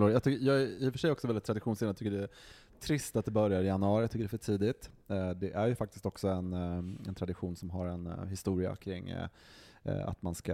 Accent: Västerbotten County, Sweden; Som västerbottning så instämmer jag bara med allting som Johan tidigare har sagt.

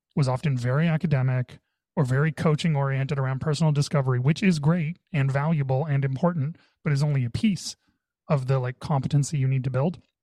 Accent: Canada; I'm Canadian

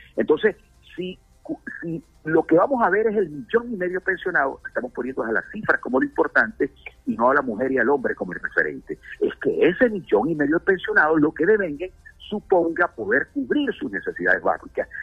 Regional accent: Anzoátegui, Venezuela; yo vengo de un Estado petrolero, yo soy del Estado Anzuate, en el pleno corazón de la faja petrolífera de del Orinoco

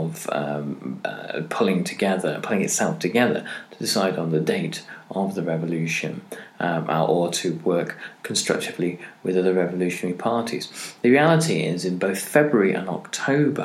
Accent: Cardiff, Wales, United Kingdom; my hometown here, Cardiff

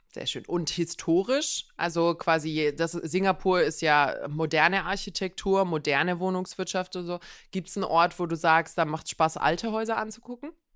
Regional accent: Croatia; moved away

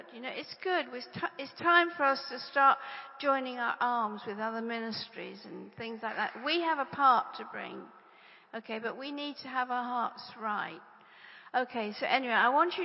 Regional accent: England, United Kingdom; I'm English

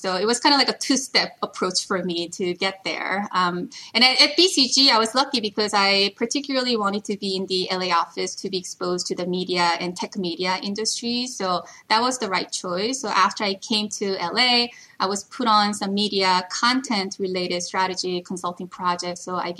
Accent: South Korea; also born or lived in Paris, France / New Jersey, United States; now in United States; first-generation immigrant in the U.S., originally from Korea. I moved around quite a bit growing up. I was born in Korea. I lived in Paris when I was little. I lived in New Jersey when I was in high school, moved back to Korea

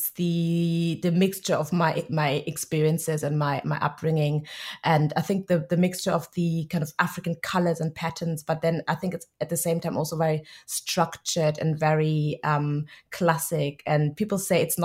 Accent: Germany; moved away; I'm Nigerian, but I was born and raised in Germany.

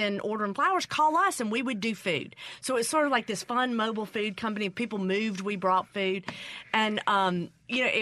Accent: Mississippi Delta, United States; moved away; also born or lived in Memphis, Tennessee; I grew up in the Delta, and my parents ended up divorced, and we moved to Memphis

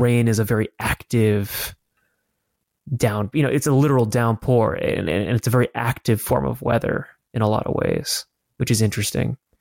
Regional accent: Colorado, United States; moved away; also born or lived in Los Angeles, California; growing up in Colorado and even in L

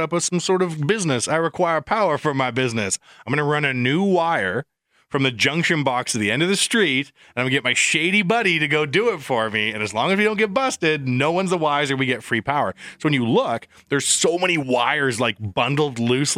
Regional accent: Canada

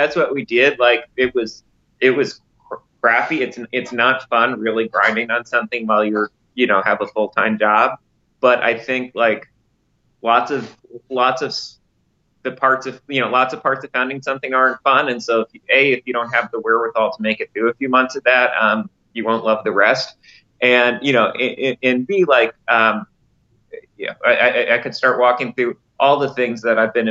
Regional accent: Westchester, New York, United States; I grew up in Westchester.

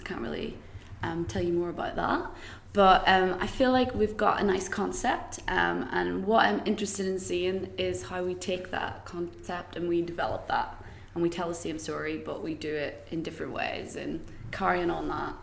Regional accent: Greencastle, Northern Ireland, United Kingdom; moved away as an adult; also born or lived in Belfast / London; I'm actually originally from a really small, small village in County Tyrone called Greencastle

